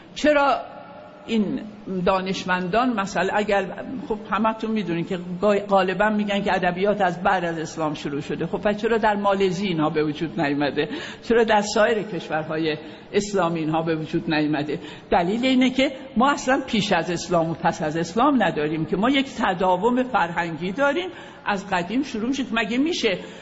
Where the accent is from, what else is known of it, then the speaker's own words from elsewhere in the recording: Khoy, West Azerbaijan, Iran; moved away; also born or lived in Tehran / Paris / Kashmar; من در شهر خوی دنیا آمدم خوی یه شهری است در شهر آذربایجان